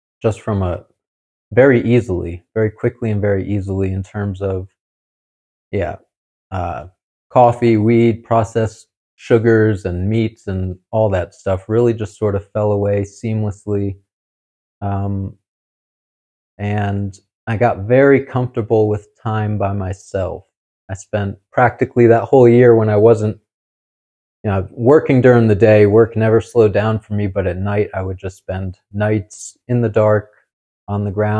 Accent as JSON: {"language": "English", "region": "New Jersey", "country": "United States", "moved": "as an adult", "said": "I'm from New Jersey originally"}